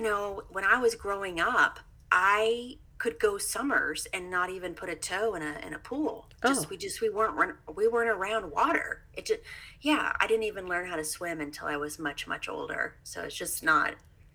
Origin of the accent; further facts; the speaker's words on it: Missouri, United States; moved away as an adult; now in East Coast, United States; Yes, I am from Missouri.